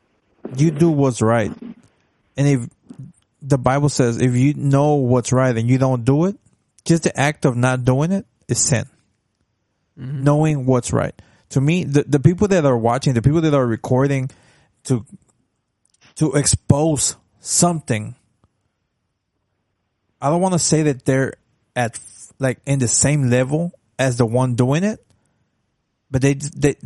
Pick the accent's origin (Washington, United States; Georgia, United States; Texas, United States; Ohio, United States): Texas, United States; Dallas; when I was in elementary and I'm from Oak Cliff. I went to a school in the hood